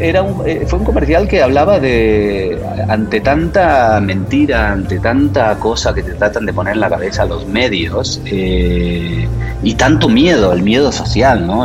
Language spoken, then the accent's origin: Spanish; Buenos Aires, Argentina; moved away as an adult; also born or lived in Barcelona, Spain; now in Mexico; nací en Barcelona, pero me fui a vivir de muy jovencito a Buenos Aires, así que soy medio catalán y medio, medio porteño